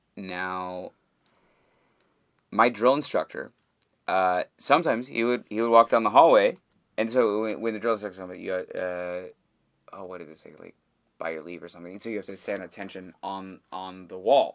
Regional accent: Canada; I am just as Canadian as any other motherfucker out there

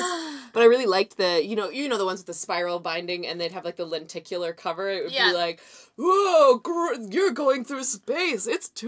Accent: Canada

